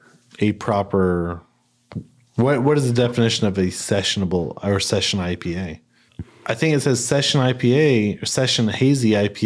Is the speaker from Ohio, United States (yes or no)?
no; Kansas, United States; also born or lived in San Marcos, Texas; now in Austin, United States; I grew up in proper Kansas. Now I'm proud to call it place home because it's Annex, Texas.